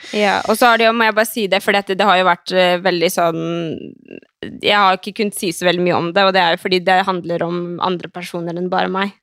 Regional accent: Skien, Telemark, Norway; also born or lived in Oslo; jeg flytta hjem til Skien fra Oslo i juli

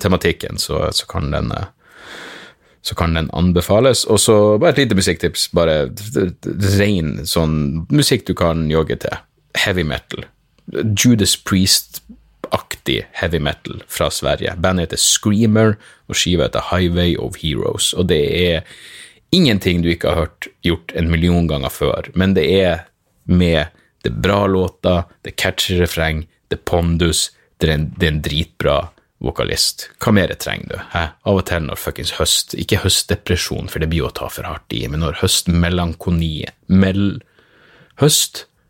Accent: Narvik, Nordland, Norway; moved away; jeg vokste opp i Narvik

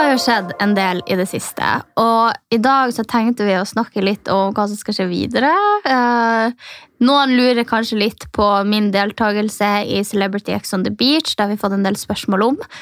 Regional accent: Northern Norway, Norway; now in Oslo, Norway; jeg som er liksom fra Nord-Norge

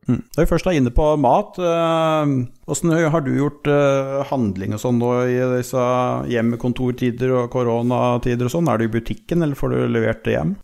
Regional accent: Telemark, Norway; now in Lierskogen, Norway; Jeg er opprinnelig telemarking

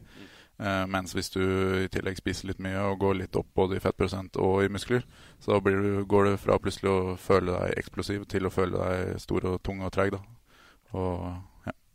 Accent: Trysil, Innlandet, Norway; also born or lived in Denmark; Jeg er jo til og med født og oppvokst i Danmark. Yes. Flytta til Trysil når jeg var sju år gammel.

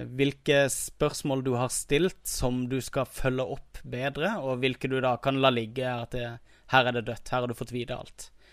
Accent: Kristiansand, Agder, Norway; accent: Kristiansand dialect (Sørlandsk)

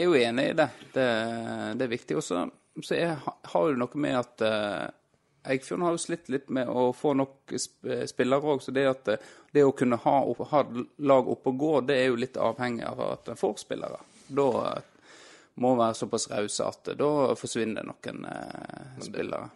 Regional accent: Florø, Vestland, Norway; now in Havrenes, Norway; jeg er jo fra Krokane

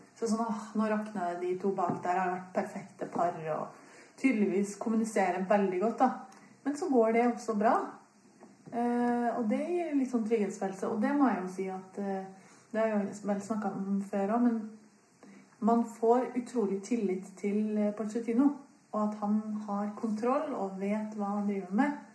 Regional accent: Trondheim, Trøndelag, Norway; du hører jo at jeg kommer fra Trondheim

